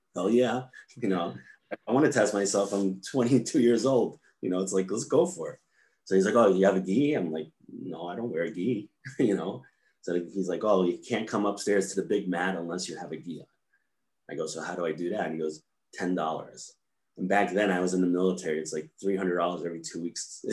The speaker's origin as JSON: {"language": "English", "region": "New York", "country": "United States", "tie": "born or raised there", "also_born_or_lived": "California", "said": "I grew up in New York"}